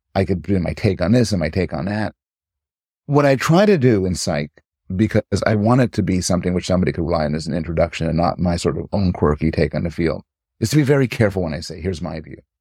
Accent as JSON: {"language": "English", "town": "Montreal", "region": "Quebec", "country": "Canada", "tie": "born or raised there", "also_born_or_lived": "United States", "moved": "yes", "lives_now": "Toronto, Canada", "said": "I was raised in Montreal"}